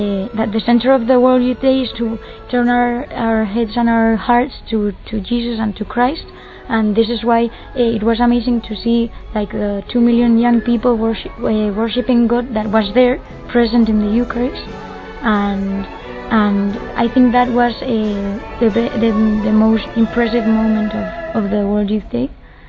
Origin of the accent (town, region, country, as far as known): Madrid, Community of Madrid, Spain; English is a second language